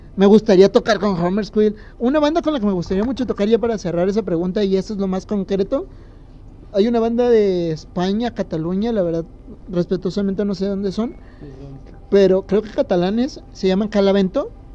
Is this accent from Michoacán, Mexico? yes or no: yes; Morelia, Michoacán, Mexico; como decimos en Morelia